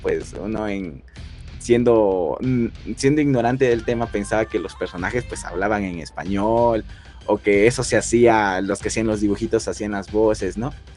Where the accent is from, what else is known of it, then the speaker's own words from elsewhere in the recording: Ecuador; soy de la ciudad, bueno, soy de Ecuador